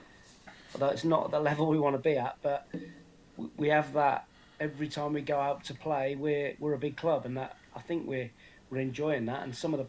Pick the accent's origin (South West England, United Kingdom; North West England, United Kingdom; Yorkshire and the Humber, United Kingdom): South West England, United Kingdom; Bristol; moved away as an adult; also born or lived in Leeds / Middlesbrough; I grew up in Bristol, really. The majority of my formative years were Bristol. I moved there when I was 7 or 8 and stayed there till I was mid-20s. So I regarded sort of the southwest as my home, really.